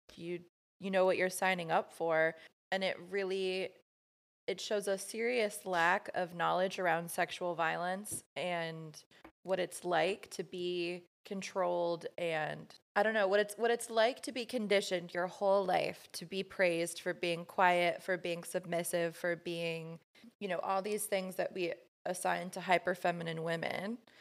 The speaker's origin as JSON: {"language": "English", "region": "Midwest", "country": "United States", "tie": "born or raised there", "said": "growing up in the Midwest in, like, a super conservative, Catholic home"}